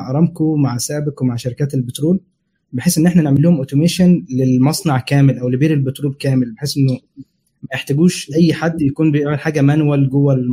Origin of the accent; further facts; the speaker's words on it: Saudi Arabia; now in United Kingdom; فانا عشت هناك تقريبا 25 سنه فكانت كل مراحل الدراسه مثلا ابتدائي واعدادي وثانوي كله هناك